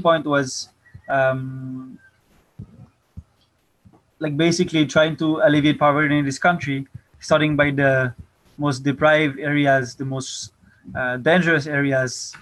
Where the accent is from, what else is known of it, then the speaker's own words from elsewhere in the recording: Paris, Île-de-France, France; moved away as an adult; now in Philippines; I'm French. I'm 25 years old. I first came to the Philippines when I was 21, 4 years ago. I was born and raised in Paris